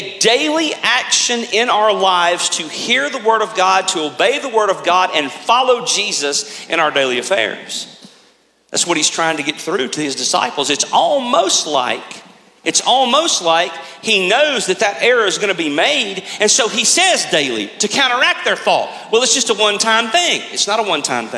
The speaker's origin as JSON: {"language": "English", "country": "United States", "said": "as American Christians"}